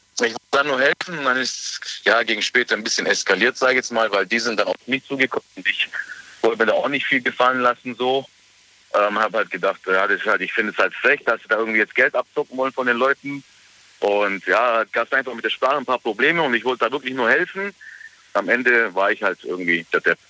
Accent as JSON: {"language": "German", "country": "Germany", "said": "ich bin aus Deutschland"}